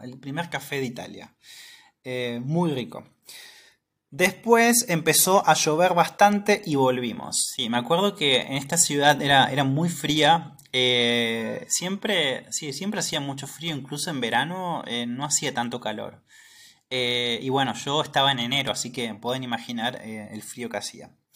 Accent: Argentina

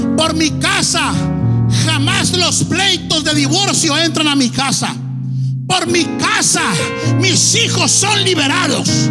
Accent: Tijuana, Baja California, Mexico; now in Los Angeles, United States; Yo soy de Tijuana.

